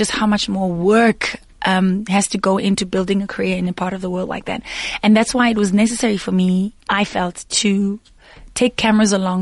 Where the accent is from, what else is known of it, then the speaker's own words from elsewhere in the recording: Daveyton, Gauteng, South Africa; not too far from my hometown, Daveyton